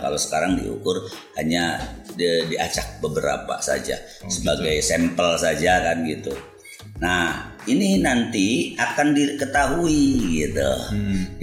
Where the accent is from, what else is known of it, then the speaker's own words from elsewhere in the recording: Cirebon, West Java, Indonesia; also born or lived in Jakarta; saya dilahirkan di Cirebon